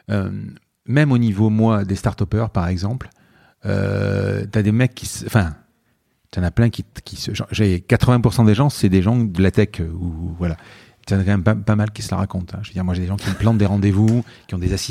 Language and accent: French; Marseille, Provence-Alpes-Côte d'Azur, France; je viens de Marseille, quoi. Je veux dire, je viens de Marseille, j'ai une nuit à l'hôtel